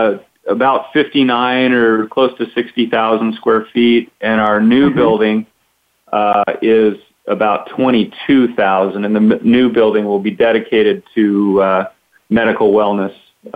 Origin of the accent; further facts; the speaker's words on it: Grants Pass, Oregon, United States; I was born and raised in Grants Pass